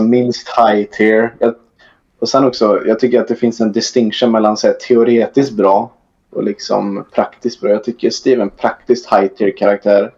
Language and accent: Swedish; near Trollhättan, Västra Götaland, Sweden; jag kommer från över Trollhättan, kanske 45 minuter med bil